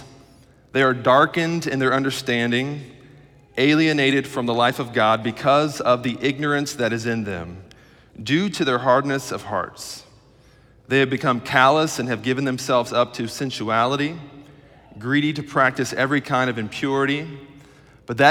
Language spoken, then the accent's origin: English; Middletown, Ohio, United States; I'm from Middletown, Ohio